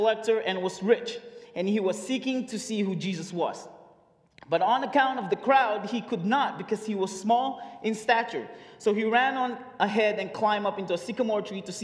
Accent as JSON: {"language": "English", "country": "Philippines", "moved": "yes", "lives_now": "United States", "said": "I moved here in 2012 from the Philippines. As you can tell, I'm Filipino"}